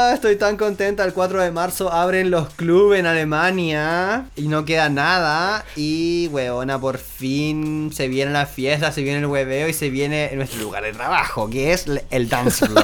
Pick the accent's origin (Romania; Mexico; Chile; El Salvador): Chile; nosotros como chilenos